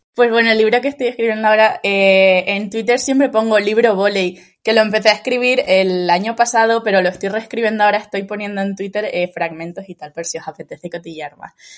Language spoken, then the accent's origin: Spanish; Lanzarote, Canary Islands, Spain; soy de Lanzarote, ¿no? Entonces siempre he estado como muy, muy cerca del mar